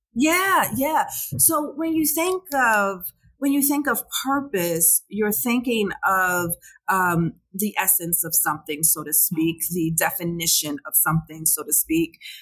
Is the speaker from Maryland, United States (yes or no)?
yes; Baltimore, Maryland, United States; I'm from Baltimore